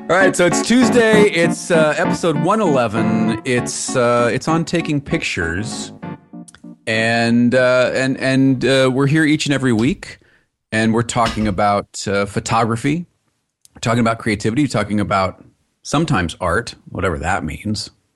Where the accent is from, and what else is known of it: Los Angeles, California, United States